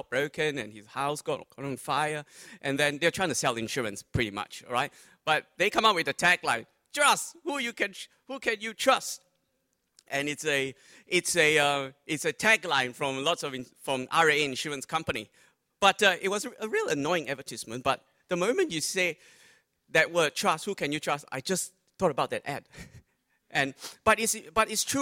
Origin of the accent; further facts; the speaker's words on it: Malaysia; now in Australia; I'm Malaysian Chinese by origin, so we went back to Malaysia for the Lunar New Year